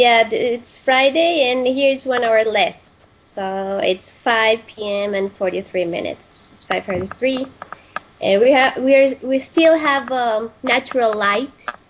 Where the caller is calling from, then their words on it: Santiago, Santiago Metropolitan Region, Chile; Yeah, I'm greeting you. I'm saying hello from Santiago de Chile.